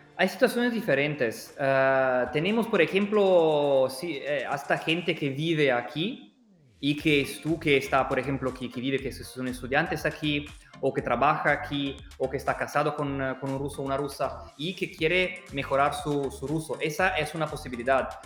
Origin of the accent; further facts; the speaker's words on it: Italy; accent: Italian; Spanish is a second language; moved away as an adult; now in Russia; yo no soy de Rusia y se puede oír de mi acento que soy italiano y hace muchos años que vivo en Rusia